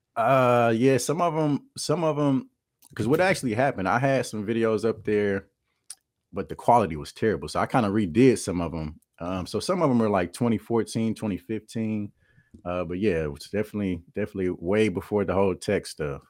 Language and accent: English; Kansas City, Missouri, United States; I'm from Kansas City, Missouri, born and raised